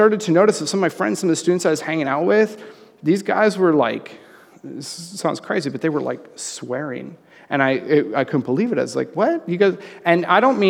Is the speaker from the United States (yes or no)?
no; Red Deer, Alberta, Canada; also born or lived in Calgary, Alberta; Right before grade 7, we moved to Calgary from Red Deer